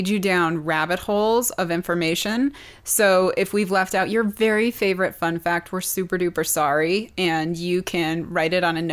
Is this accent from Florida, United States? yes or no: no; Montana, United States; I'm from Montana.